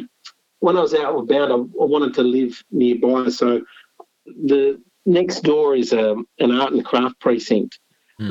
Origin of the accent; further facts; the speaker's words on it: Canberra, Australian Capital Territory, Australia; also born or lived in Sydney / Philippines / Lebanon; I went to school in Canberra. So I was born in Sydney.